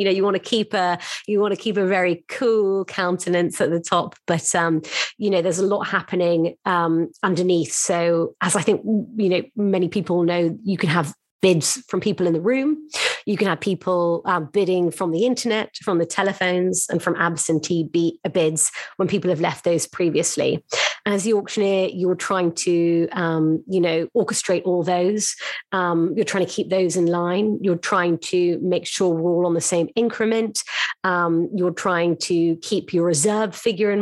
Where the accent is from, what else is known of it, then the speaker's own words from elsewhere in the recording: London, United Kingdom; moved away as an adult; now in New York, United States; I found myself as a Londoner and moved to New York to join Bonhams' team